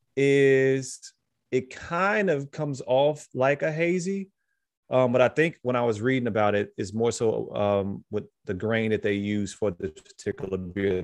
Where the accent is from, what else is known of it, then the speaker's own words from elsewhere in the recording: Chicago, Illinois, United States; I was born in Chicago